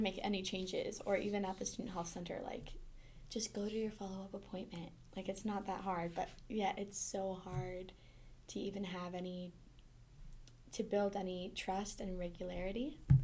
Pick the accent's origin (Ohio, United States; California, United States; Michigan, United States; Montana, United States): Montana, United States; I'm from Montana